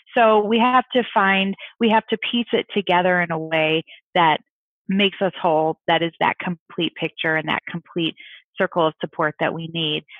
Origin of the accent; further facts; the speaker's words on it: St. Louis, Missouri, United States; I'm from St. Louis